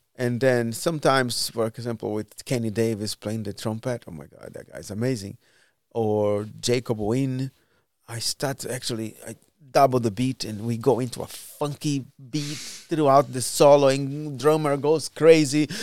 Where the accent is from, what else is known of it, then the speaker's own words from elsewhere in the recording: Brazil; moved away as an adult; also born or lived in Miami / Spain / Portugal / São Paulo; now in Cleveland, United States; I left Brazil, because of the government